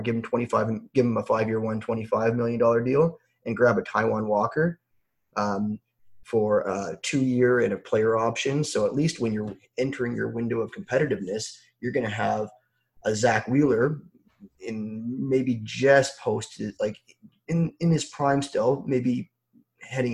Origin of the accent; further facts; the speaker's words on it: Toronto, Ontario, Canada; I'm from Toronto. I'm a big Blue Jay fan.